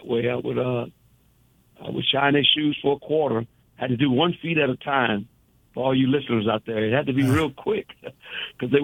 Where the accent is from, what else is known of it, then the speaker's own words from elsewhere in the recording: New Orleans, Louisiana, United States; I was born in the Charity Hospital, downtown New Orleans